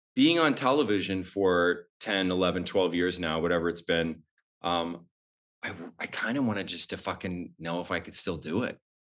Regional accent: Idaho, United States; moved away as an adult; also born or lived in New York; I grew up so poor in Idaho, like no running water, outhouse

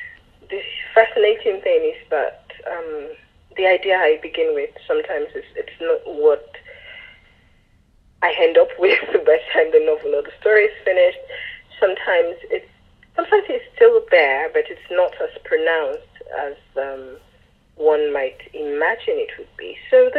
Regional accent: Lagos, Nigeria; born there; I was born in Lagos and then lived elsewhere.

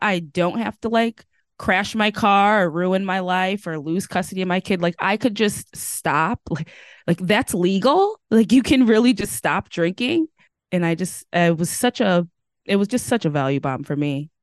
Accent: Connecticut, United States; also born or lived in Washington State; now in Washington, United States; I'm currently living in Washington State, but I'm originally from Connecticut.

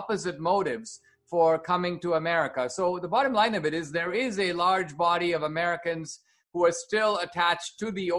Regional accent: India; now in United States

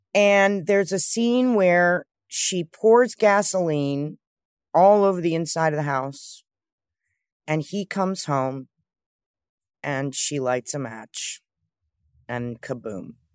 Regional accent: New York City, New York, United States; I grew up with my mother in New York

